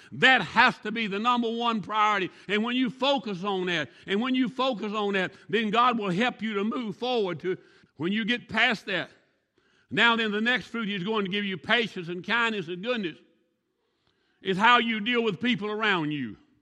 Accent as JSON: {"language": "English", "region": "the South", "country": "United States", "moved": "yes", "lives_now": "Arbuckle, United States", "said": "I'm from the South. It's almonds to me."}